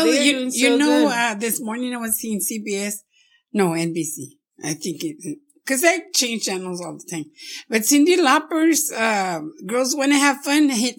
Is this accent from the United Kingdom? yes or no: no; Pecos, Texas, United States; moved away as an adult; now in Odessa, United States; I was born in Pecos. I was raised there for 18 years and I've been here 40 years.